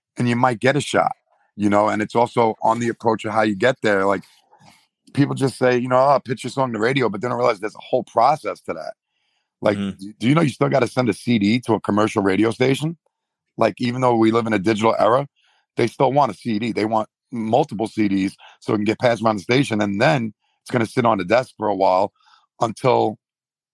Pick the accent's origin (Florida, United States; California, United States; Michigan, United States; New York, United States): New York, United States; I'm from New York.